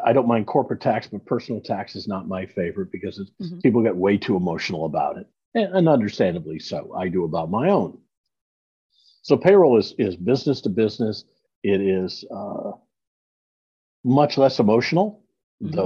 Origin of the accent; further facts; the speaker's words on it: Iowa, United States; moved away as an adult; also born or lived in Kansas City; now in Dallas, United States; I'm a Midwestern boy. I grew up in Iowa.